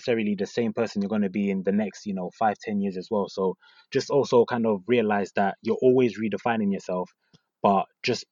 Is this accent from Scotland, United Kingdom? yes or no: no; London, United Kingdom; So I grew up in North London. I went to school in North London as well.